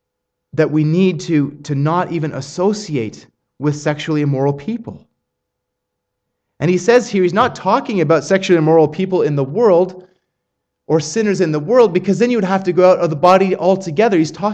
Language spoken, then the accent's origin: English; Australia; accent: Australian; I did not realize that my Australian accent had become that strong.